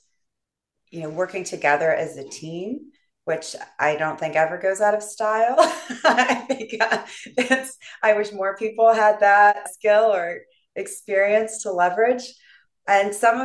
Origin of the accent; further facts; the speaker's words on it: central New York, United States; also born or lived in Louisiana / Alabama; I grew up mostly in central New York, the state attached to the city.